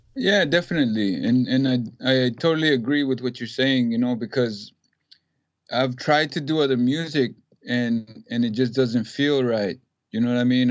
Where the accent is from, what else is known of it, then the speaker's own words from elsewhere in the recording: Ciudad Juárez, Chihuahua, Mexico; now in Texas, United States; I grew up in Juarez